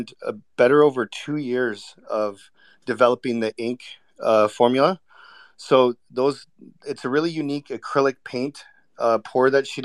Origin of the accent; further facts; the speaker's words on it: Vancouver, British Columbia, Canada; I was born and raised in Vancouver